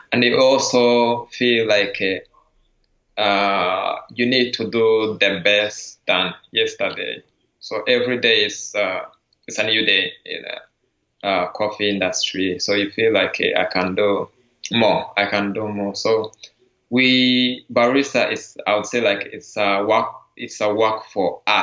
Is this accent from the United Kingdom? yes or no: no; Rwanda; now in San Francisco Bay Area, United States; I'm from Rwanda, I'm the barista champion